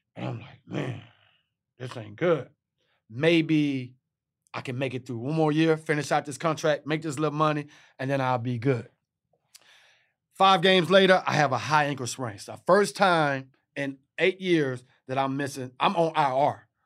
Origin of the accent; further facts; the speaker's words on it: Texas, United States; I'm from Texas